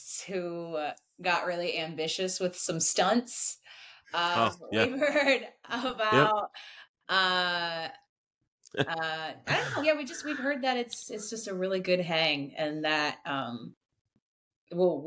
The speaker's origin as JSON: {"language": "English", "region": "Michigan", "country": "United States", "moved": "yes", "said": "We're originally from Michigan"}